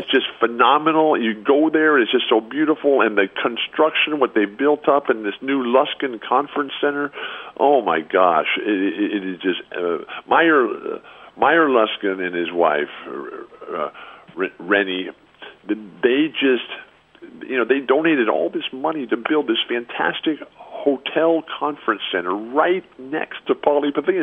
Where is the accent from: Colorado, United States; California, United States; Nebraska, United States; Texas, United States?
California, United States; San Diego; I'm in my hometown, sitting in my living room at home